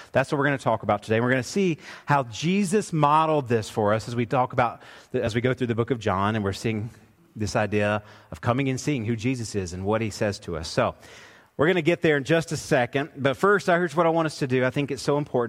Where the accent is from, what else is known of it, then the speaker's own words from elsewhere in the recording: Woodstock, Georgia, United States; we grew up we were in Woodstock, Georgia